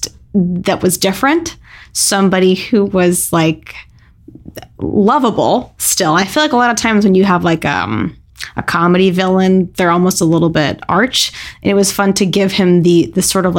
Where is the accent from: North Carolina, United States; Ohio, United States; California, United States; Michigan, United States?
California, United States; Santa Clarita; I'm from a weird little town called Santa Clarita, California, which is about 40 minutes outside of the center of Los Angeles